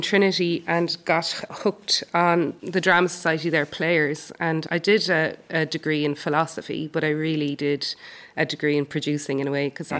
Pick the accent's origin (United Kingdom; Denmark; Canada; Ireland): Ireland; Cork, Munster; moved away; also born or lived in Bantry; because I'm from Cork, I think it's the best part of the world, really.